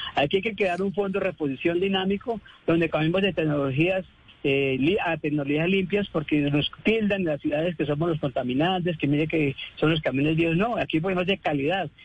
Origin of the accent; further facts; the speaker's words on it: Colombia; nosotros como colombianos, como compatriotas